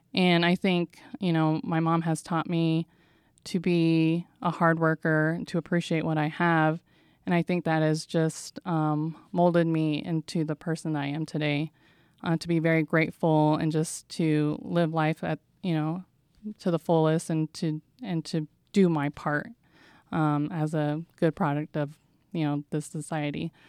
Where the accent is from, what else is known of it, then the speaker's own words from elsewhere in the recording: San Diego, California, United States; I'm from San Diego, California